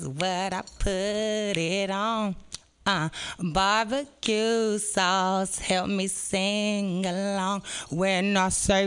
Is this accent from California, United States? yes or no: yes; San Francisco, California, United States; I was born and raised in San Francisco